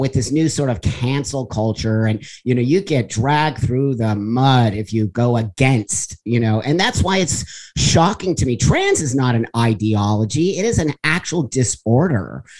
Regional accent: the Valley, California, United States; I was raised in the Valley here in California

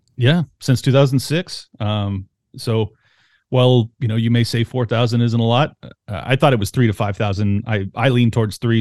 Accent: San Diego, California, United States; I grew up in San Diego

